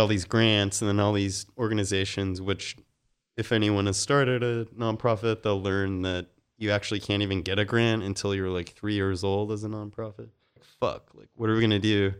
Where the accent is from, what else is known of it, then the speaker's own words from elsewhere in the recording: Salt Lake City, Utah, United States; moved away as an adult; also born or lived in Mississippi / North Carolina / Phoenix / Haiti; now in Los Angeles, United States; Salt Lake City. Yeah, born there. Lived there most of my life